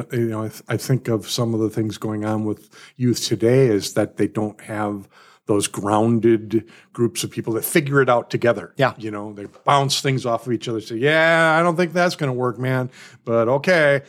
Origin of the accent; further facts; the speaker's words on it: Milwaukee, Wisconsin, United States; I'm from Milwaukee as well